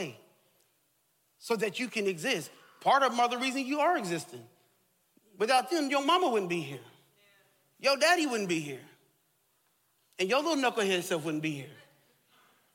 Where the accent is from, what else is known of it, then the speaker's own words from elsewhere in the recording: Texas, United States; I grew up in Texas